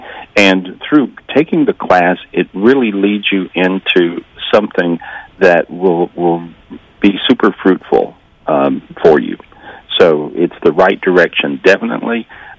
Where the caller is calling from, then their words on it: North Carolina, United States; Today, still North Carolina.